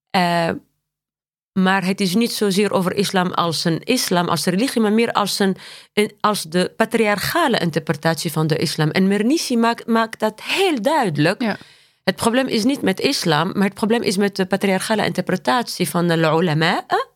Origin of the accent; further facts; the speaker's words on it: Tunisia; Dutch is a second language; moved away as an adult; also born or lived in Paris, France; now in Netherlands; ik ben geboren en getogen in Tunesië.